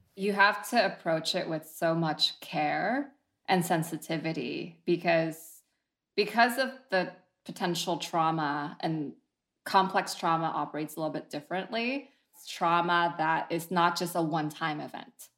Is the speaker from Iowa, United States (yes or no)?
no; San Jose, California, United States; also born or lived in Vietnam; now in San Francisco, United States; I was born in Vietnam and I moved to San Jose when I was nine, so I grew up mostly American